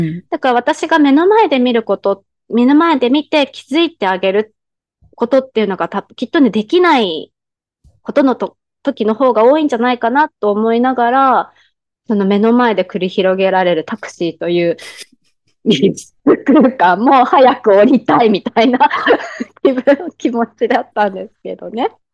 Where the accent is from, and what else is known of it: Japan; now in Thailand